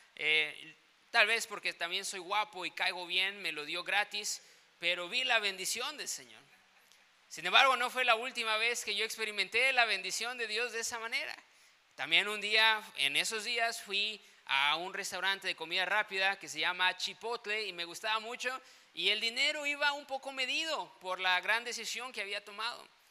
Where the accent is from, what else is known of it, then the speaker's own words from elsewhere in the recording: Tuxtla Gutiérrez, Chiapas, Mexico; moved away; yo vengo de Tuxtla Gutiérrez